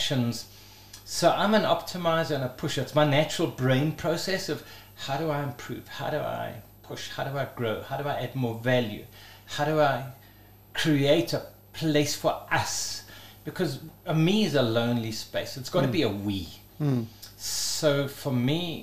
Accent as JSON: {"language": "English", "town": "Johannesburg", "region": "Gauteng", "country": "South Africa", "tie": "born or raised there", "said": "we grew up in Blegauri, when it was still Bosveld, like where Four Ways used to be, just Bushveld. Grew up in Parkhurst as a start, and then we moved out into the wilderness"}